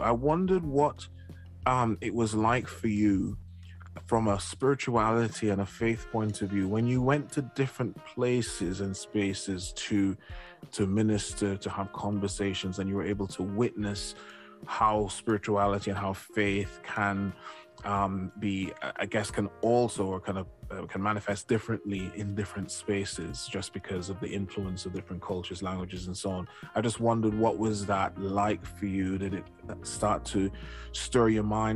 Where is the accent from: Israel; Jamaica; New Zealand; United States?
Jamaica; moved away; I grew up in Jamaica, I hadn't been to any other Caribbean island um, before I left Jamaica